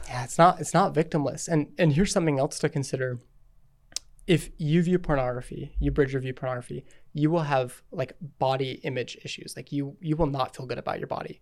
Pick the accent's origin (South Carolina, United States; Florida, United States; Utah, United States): Utah, United States; I'm from Utah. We lived here our whole life